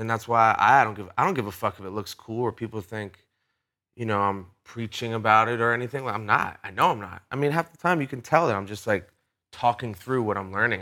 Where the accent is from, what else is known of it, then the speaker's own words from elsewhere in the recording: Rhode Island, United States; I'm from Rhode Island, which is a small place